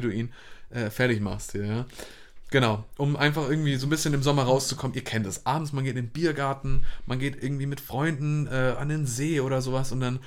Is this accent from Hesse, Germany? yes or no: no; Hamburg, Germany; ich komme auch aus Hamburg